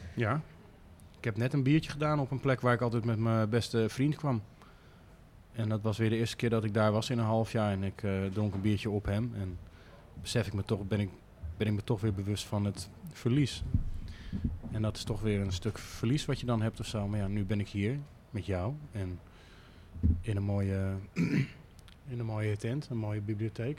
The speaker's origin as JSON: {"language": "Dutch", "town": "Amsterdam", "region": "North Holland", "country": "Netherlands", "tie": "born or raised there", "said": "als Amsterdamse jongen"}